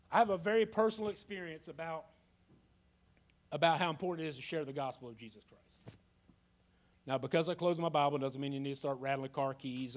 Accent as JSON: {"language": "English", "town": "Jacksonville", "region": "Florida", "country": "United States", "tie": "born or raised there", "said": "I was a young man born and raised in Jacksonville, Florida, went to school in Jacksonville, graduated from Ed White High School"}